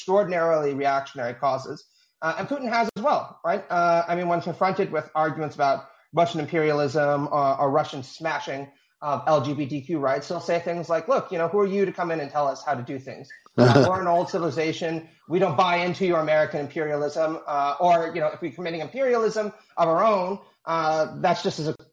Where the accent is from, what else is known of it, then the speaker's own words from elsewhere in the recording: Canada; as a Canadian